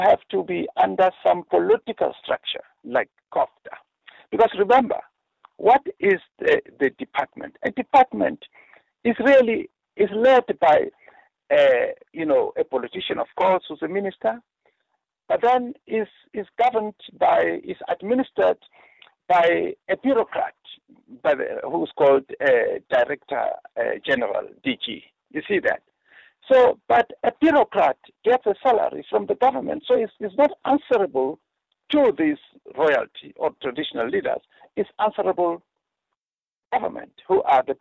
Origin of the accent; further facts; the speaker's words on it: Eastern Free State, South Africa; I grew up in the Eastern Free State in a place called Mathabo.